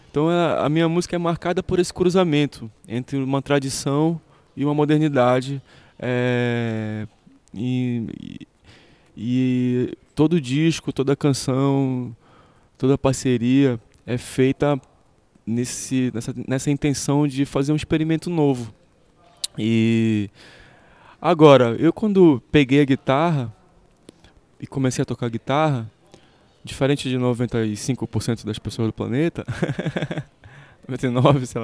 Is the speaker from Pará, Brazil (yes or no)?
yes; Pará, Brazil; E a minha tradição, a tradição de onde eu venho, a tradição amazônica, a tradição paraense, ela tinha um rio muito caudaloso para ser mergulhado.